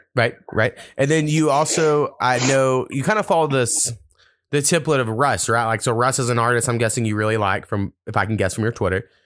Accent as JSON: {"language": "English", "country": "United States", "tie": "born or raised there", "moved": "yes", "said": "I grew up, like, four miles from the Texas border, um, which is where my hometown's at."}